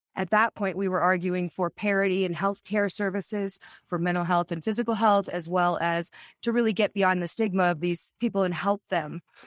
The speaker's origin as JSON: {"language": "English", "region": "Arizona", "country": "United States", "tie": "born or raised there", "said": "I grew up in Arizona"}